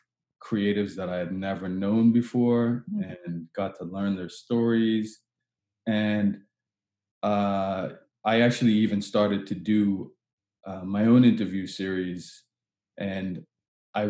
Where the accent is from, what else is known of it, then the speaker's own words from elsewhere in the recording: Bermuda; now in Halifax, Canada; I was born in Bermuda, and I don't think I'll ever not, and I currently live in Halifax, Nova Scotia in Canada, and I'll never not be a Bermudian.